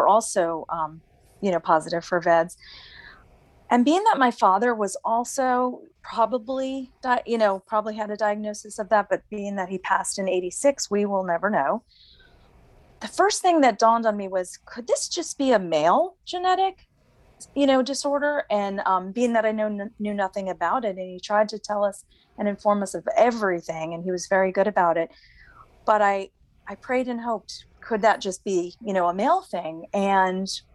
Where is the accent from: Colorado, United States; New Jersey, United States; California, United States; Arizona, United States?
New Jersey, United States; moved away as an adult; now in North Carolina, United States; Right now, I'm living in North Carolina. I'm originally from New Jersey. I've been here about 8 years